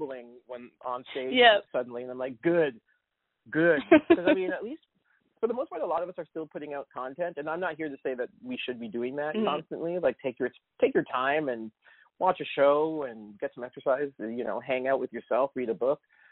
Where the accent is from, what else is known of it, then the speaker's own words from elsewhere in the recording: Kingston, Ontario, Canada; moved away; I grew up in Kingston